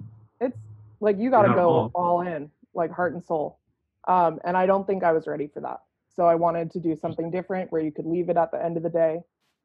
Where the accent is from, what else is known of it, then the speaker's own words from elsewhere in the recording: Virginia, United States; moved away as an adult; also born or lived in North Carolina / Seattle; I'm from Virginia, went to school in North Carolina.